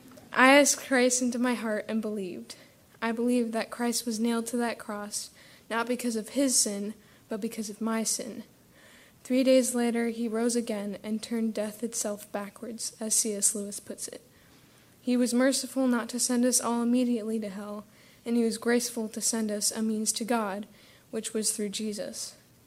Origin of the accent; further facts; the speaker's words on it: Tirana, Tirana County, Albania; born there; I was born in Tirana, Albania. For those of you who don't know, that is in southern Europe, east of Italy.